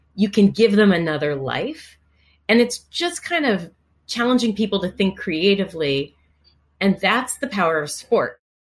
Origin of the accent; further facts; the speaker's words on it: Washington, District of Columbia, United States; from my youngest days as an infant growing up in Washington, D.C.